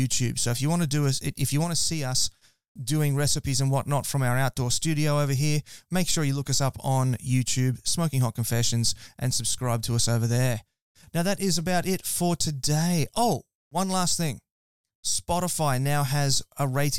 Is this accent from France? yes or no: no; Queensland, Australia; I'm from Queensland